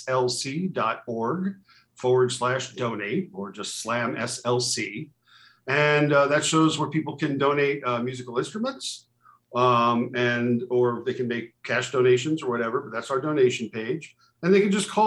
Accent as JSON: {"language": "English", "region": "New York", "country": "United States", "tie": "born or raised there", "moved": "yes", "lives_now": "Utah, United States", "said": "I grew up in New York in the public schools."}